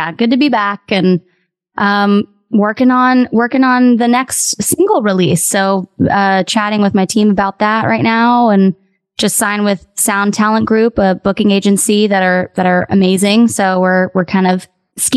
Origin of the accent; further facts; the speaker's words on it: West Palm Beach, Florida, United States; I grew up in Florida and I was in South Florida